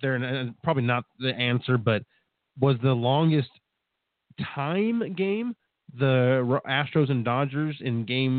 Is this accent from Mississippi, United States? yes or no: no; California, United States; I grew up in California.